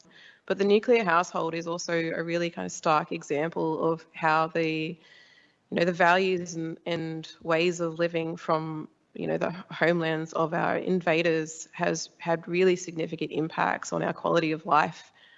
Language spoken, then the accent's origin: English; Illawarra, New South Wales, Australia; back on my home country on the south coast in the Illawarra of New South Wales. We've got a, you know, reasonable size Aboriginal community.